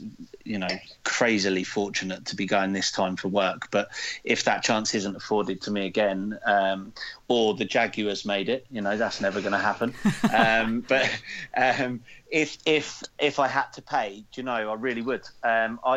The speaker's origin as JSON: {"language": "English", "region": "England", "country": "United Kingdom", "said": "as an Englishman"}